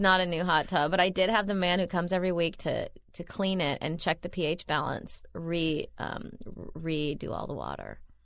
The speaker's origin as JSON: {"language": "English", "region": "Midwest", "country": "United States", "moved": "yes", "said": "I'm from the Midwest"}